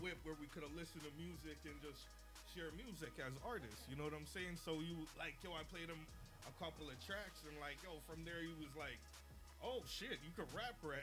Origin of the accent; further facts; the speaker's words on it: Toronto, Ontario, Canada; I grew up in Canada